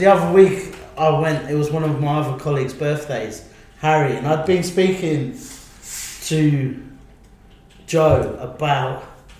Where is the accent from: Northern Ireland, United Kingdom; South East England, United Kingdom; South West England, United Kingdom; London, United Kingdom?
South East England, United Kingdom; Isle of Wight; born or raised there; moved away as an adult; now in Budapest, Hungary